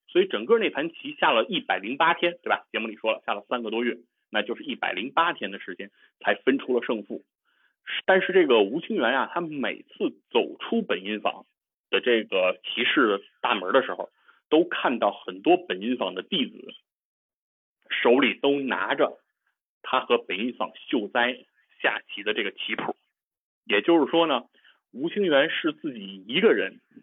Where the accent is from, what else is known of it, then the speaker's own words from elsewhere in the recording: China; 其实我们中国人啊。